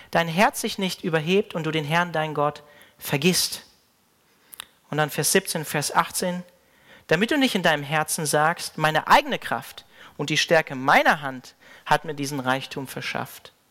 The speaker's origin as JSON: {"language": "German", "town": "Hanover", "region": "Lower Saxony", "country": "Germany", "tie": "born or raised there", "said": "Mein Pastor, ähm, unter dem ich so im Glauben aufgewachsen bin in Hannover"}